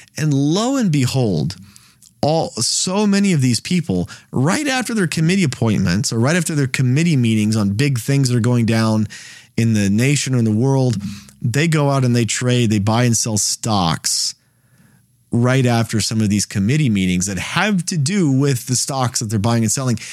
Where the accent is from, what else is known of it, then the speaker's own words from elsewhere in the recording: United States; I live in the United States.